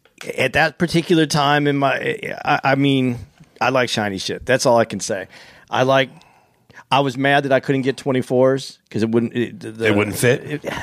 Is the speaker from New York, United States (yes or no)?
no; Arizona, United States; I grew up in Arizona.